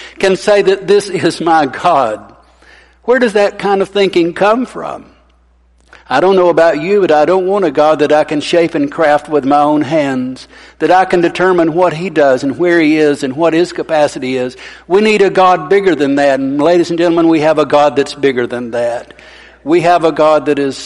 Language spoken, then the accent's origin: English; Arab, Alabama, United States; I grew up in Arab